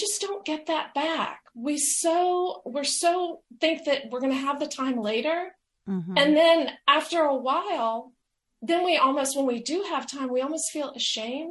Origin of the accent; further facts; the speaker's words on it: the American South, United States; I'm from the American South